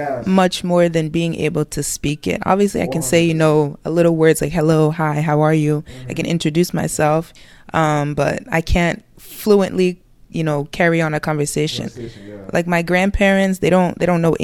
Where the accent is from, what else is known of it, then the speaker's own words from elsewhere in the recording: United States; also born or lived in Cameroon; I grew up in the U.S.